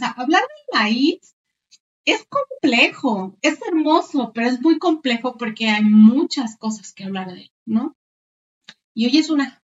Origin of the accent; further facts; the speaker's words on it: Mexico; para nosotros como cultura mexicana